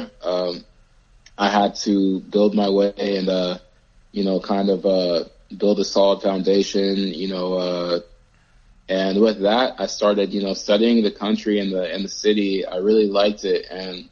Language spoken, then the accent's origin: English; United States; also born or lived in Rome, Italy; being an American playing in Europe